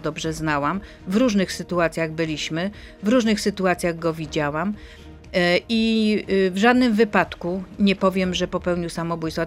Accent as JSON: {"language": "Polish", "country": "Poland"}